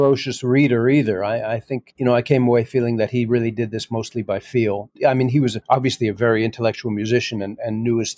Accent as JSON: {"language": "English", "town": "New York City", "region": "New York", "country": "United States", "tie": "born or raised there", "said": "I'm an American kid growing up in New York City in the 60s and 70s"}